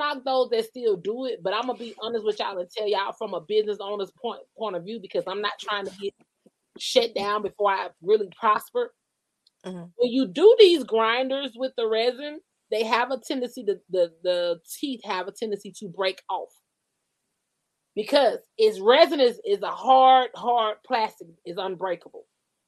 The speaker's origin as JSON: {"language": "English", "region": "Georgia", "country": "United States", "said": "I'm like, I'm from Georgia. We used to choose the niggas."}